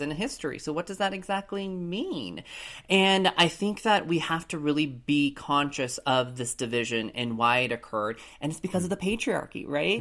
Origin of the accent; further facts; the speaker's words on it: Colorado Springs, Colorado, United States; Growing up in Colorado Springs, Colorado, I was the only lone Asian person growing up in, in my school